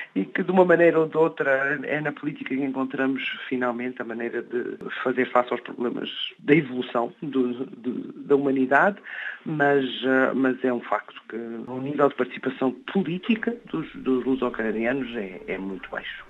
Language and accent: Portuguese; Brossard, Quebec, Canada; a Escola Portuguesa de Brossard, na, na, comunidade de onde eu venho